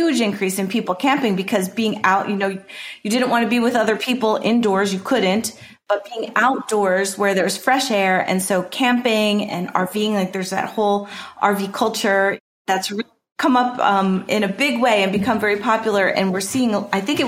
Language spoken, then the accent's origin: English; New Jersey, United States; I grew up in New Jersey my whole life